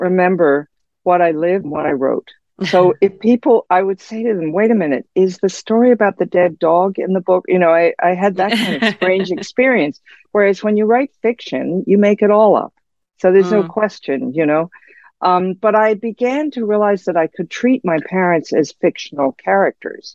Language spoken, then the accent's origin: English; Washington, District of Columbia, United States; me growing up in Cold War Washington